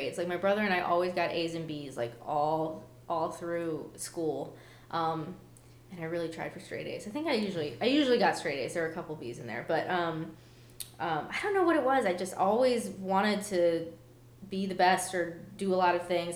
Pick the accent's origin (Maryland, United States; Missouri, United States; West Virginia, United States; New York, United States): Maryland, United States; Baltimore; moved away; I'm from Baltimore